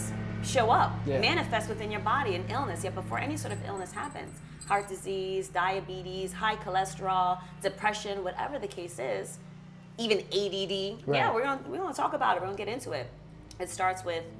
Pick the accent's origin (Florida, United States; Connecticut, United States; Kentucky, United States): Connecticut, United States; Stamford; English is a second language; also born or lived in Berlin, Germany; I grew up in Stanford when we immigrated here